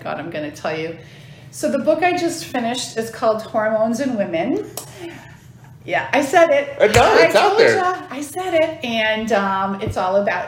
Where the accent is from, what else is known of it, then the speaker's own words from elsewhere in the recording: Massachusetts, United States; moved away as an adult; also born or lived in Washington, D.C. / Maine; now in Orange County, Virginia, United States; I moved from Massachusetts when I was 18 to D.C.